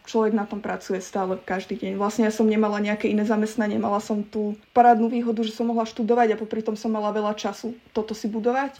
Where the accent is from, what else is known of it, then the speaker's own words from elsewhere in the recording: Galanta, Trnava Region, Slovakia; moved away as an adult; also born or lived in Nitra, Slovakia; now in London, United Kingdom; pochádzam z Galanty, čo je také malé mestečko na západe Slovenska.